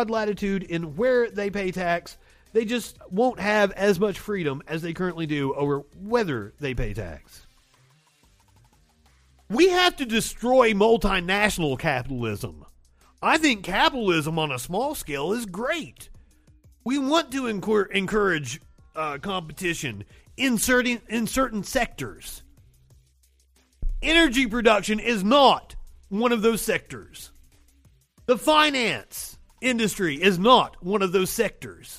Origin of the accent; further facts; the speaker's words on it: Pikeville, Kentucky, United States; I am from the coal fields. I'm from Pikeville, fucking Kentucky.